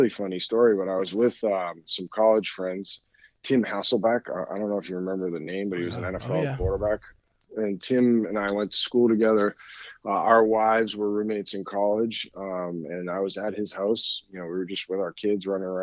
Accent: Danvers, Massachusetts, United States; a gym in my hometown in Danvers, Massachusetts

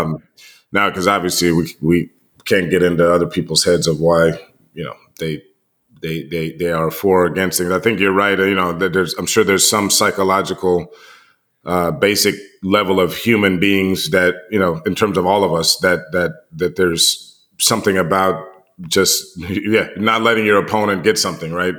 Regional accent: United States; being American and, and living here

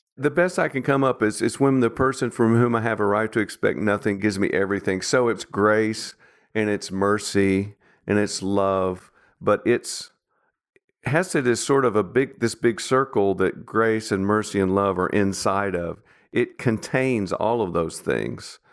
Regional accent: Nashville, Tennessee, United States; I grew up in Nashville

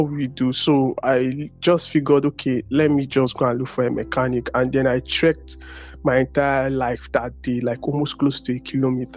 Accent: Nigeria; I'm from Nigeria

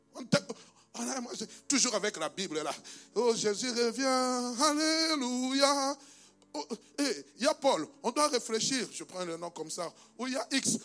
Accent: DR Congo; moved away; il est dans mon pays d'origine, en République démocratique du Congo

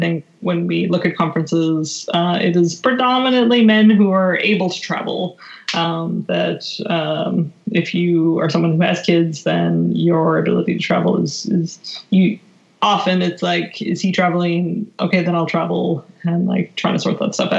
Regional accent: just outside of Calgary, Alberta, Canada; moved away; I was raised in Alberta, uh, just outside of Calgary, Canada

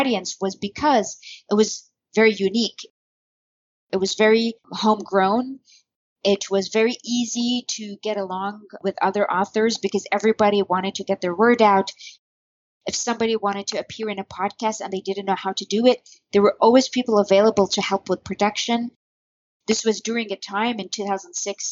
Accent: Bahrain; I'm from Bahrain, where I still currently live

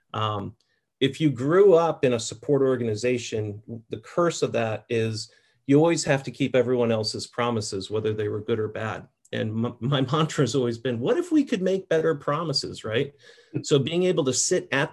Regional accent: Merritt Island, Florida, United States; I grew up in Merritt Island, Florida, on the east coast of Florida near Cocoa Beach

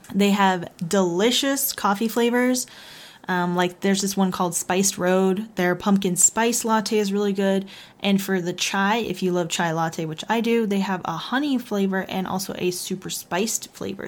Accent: Texas, United States; I'm from Texas, y'all

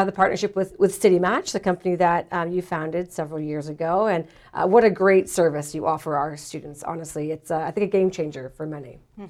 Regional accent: London, Ontario, Canada; as a Londoner, born and raised and still living here

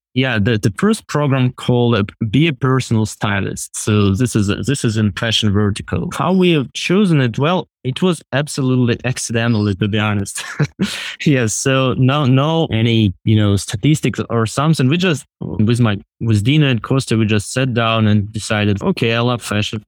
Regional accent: Russia; moved away as an adult; I'm originally from Russia and lived there until, like, twenty twenty, until when I was thirty-five.

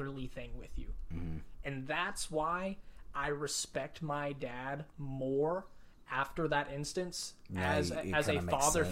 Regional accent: West Texas, United States; as males growing up in West Texas

